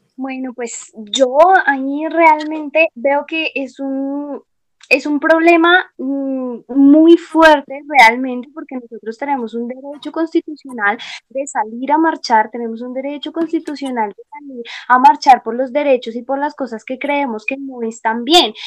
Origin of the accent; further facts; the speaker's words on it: Colombia; para nosotros como colombianos